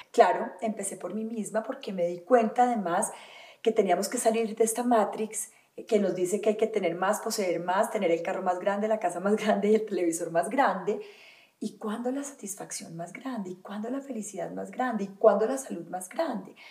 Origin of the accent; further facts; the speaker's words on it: Valle del Cauca, Colombia; also born or lived in Antioquia (paisa); Yo me crié en el Valle del Cauca, yo soy paisa, pero me fui